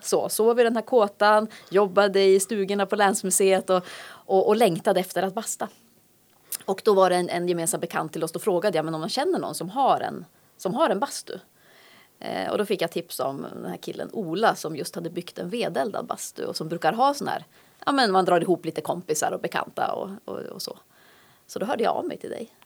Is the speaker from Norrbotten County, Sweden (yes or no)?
yes; Luleå, Norrbotten County, Sweden; also born or lived in Umeå; now in Härnösand, Sweden; Det finns ju en stolthet i att vara Lulebo och det har väl präglat mig väldigt mycket.